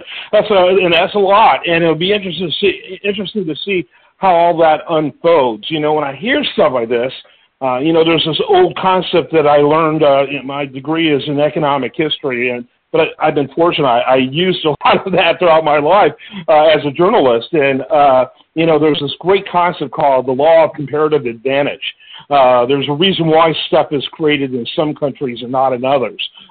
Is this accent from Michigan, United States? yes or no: yes; Detroit, Michigan, United States; I'm from Detroit originally. I grew up there